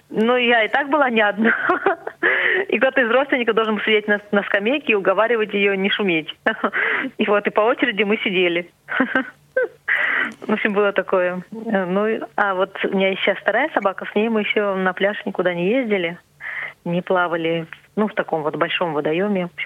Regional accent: Siberia, Russia; Я говорю, вот, из Сибири.

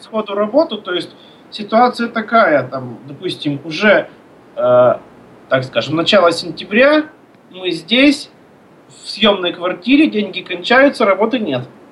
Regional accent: Izhevsk, Udmurt Republic, Russia; moved away as an adult; also born or lived in Moscow; now in Syktyvkar, Russia; Я родился в Ижевске, там же учился, там же закончил музыкальное училище

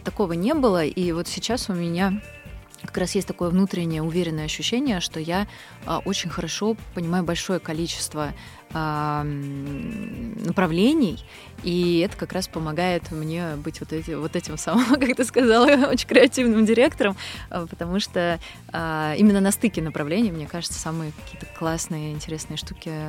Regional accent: Moscow, Russia; also born or lived in Ulan-Ude / Kamchatka; я родилась на Байкале, а, в Улан-Удэ. Я там только родилась, не жила там никогда. А, большую часть своего детства я провела на Камчатке. У меня папа военный. И лет с трех я постоянно живу в Москве

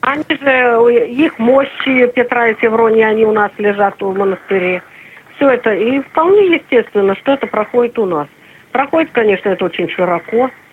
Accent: Urals, Russia; moved away; Я сама с Урала

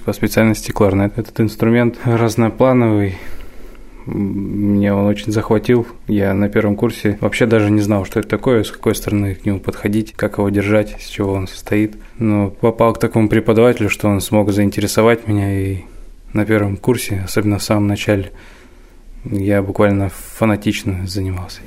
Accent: Omsk, Omsk Oblast, Russia; now in Kursk, Russia; Я родом из Омска

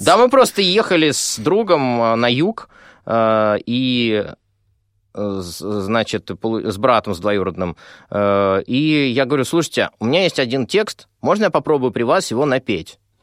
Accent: Moscow, Russia; а я живу много в Москве. Ну, собственно, я москвич.

